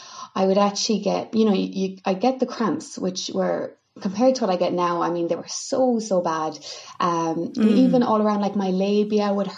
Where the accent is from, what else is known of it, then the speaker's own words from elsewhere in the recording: Milltown, Munster, Ireland; your standard experience of kind of growing up in Kerry